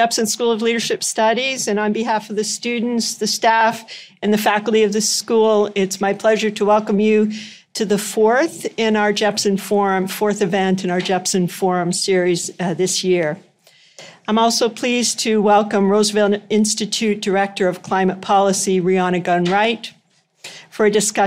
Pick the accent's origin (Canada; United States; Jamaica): Canada; Stratford, Ontario; my hometown of Stratford, Ontario